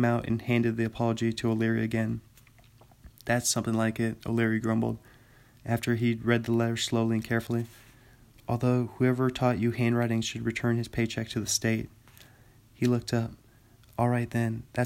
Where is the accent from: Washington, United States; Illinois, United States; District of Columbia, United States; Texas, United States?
Washington, United States; Bothell; also born or lived in Pullman, Washington; my hometown, Bothell, Washington